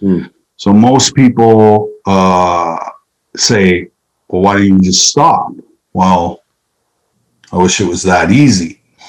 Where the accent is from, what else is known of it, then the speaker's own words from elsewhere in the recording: Saskatchewan, Canada; Well, I believe, you know, it's the heart and soul of hockey in Canada, you know. Grew up on outdoor rinks, grew up, you know, in very cold, extrem